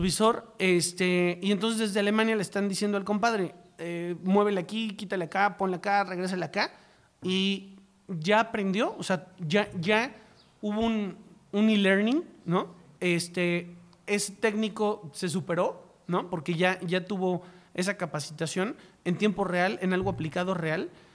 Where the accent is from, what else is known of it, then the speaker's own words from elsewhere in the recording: Mexico; los mexicanos